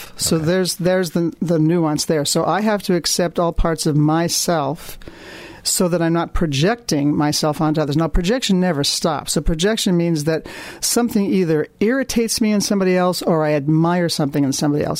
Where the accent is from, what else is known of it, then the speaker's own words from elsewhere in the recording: Minnesota, United States; I come from Minnesota